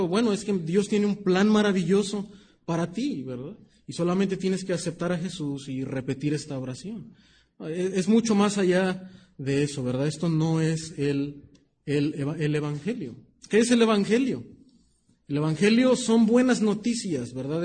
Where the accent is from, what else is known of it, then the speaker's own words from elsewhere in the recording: Mexico; nuestra cultura como mexicanos